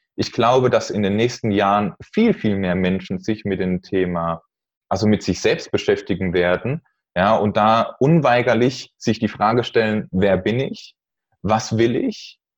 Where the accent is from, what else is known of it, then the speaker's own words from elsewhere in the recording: Neustadt an der Weinstraße, Rhineland-Palatinate, Germany; Ich komme aus Neustadt an der Weinstraße